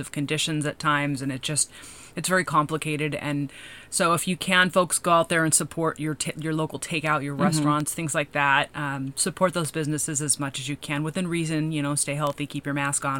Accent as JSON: {"language": "English", "region": "Washington", "country": "United States", "also_born_or_lived": "California", "moved": "yes", "said": "I come from Washington State originally"}